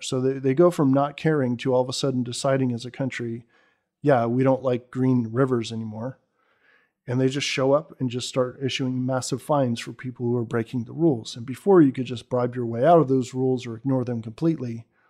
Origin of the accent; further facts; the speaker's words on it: Bay Area, California, United States; I grew up in the Bay Area, in, if, in fact, right across the Dumbarton from where Sun was